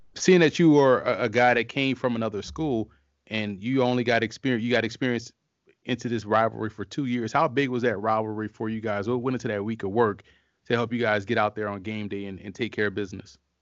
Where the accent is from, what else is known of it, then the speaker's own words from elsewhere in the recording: New Orleans, Louisiana, United States; I'm from Louisiana. I'm born and raised in New Orleans